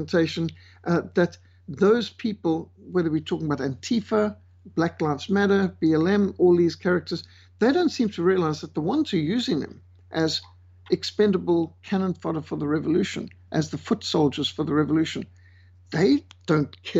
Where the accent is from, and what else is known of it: Zimbabwe; born or raised there; moved away; also born or lived in South Africa / Namibia